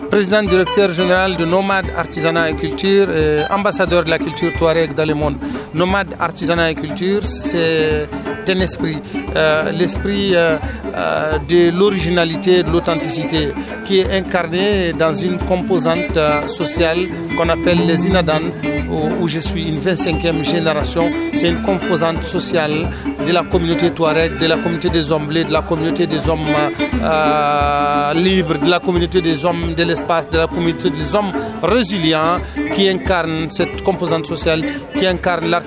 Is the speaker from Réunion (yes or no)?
no; Niger; Je suis euh, euh, un Nigérien, je suis du Niger.